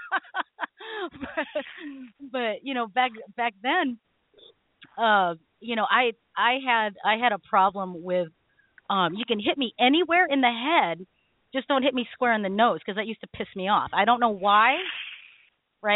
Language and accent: English; Philippines; I'm Filipino